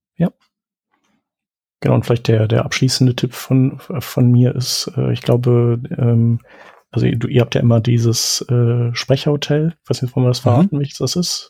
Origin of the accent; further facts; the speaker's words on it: Düsseldorf, North Rhine-Westphalia, Germany; Ich bin ja äh, Düsseldorfer